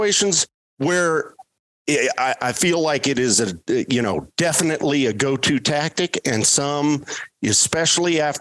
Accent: Colorado, United States; I grew up here in Colorado

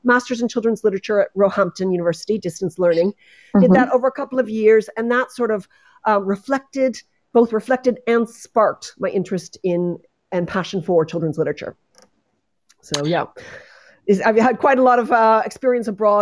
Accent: United States; moved away as an adult; also born or lived in Netherlands / Stockholm / Dublin; as you can hear from my accent, I come from the United States originally

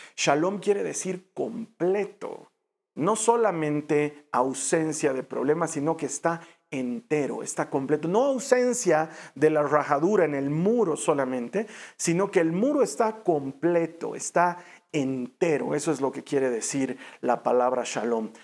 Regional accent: Bolivia; en mi país Bolivia

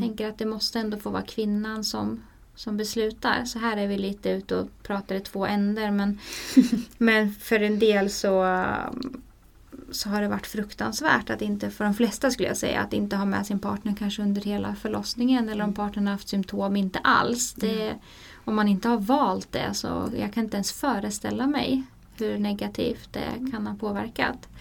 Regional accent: Sweden

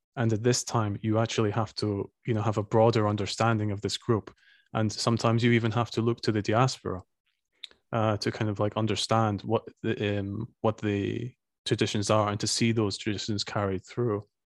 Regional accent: Scotland, United Kingdom; now in Estonia; I'm from Scotland

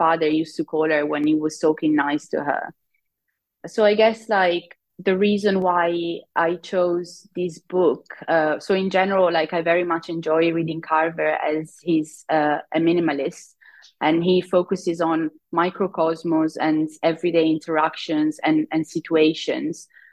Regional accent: Italy; now in United Kingdom; I live in the UK. I'm originally from Italy.

